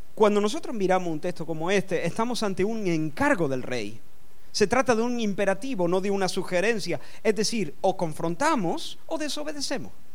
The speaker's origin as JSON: {"language": "Spanish", "town": "Córdoba", "region": "Andalusia", "country": "Spain", "tie": "born or raised there", "said": "Yo soy español de nacimiento, nací en Córdoba y soy español de nacimiento"}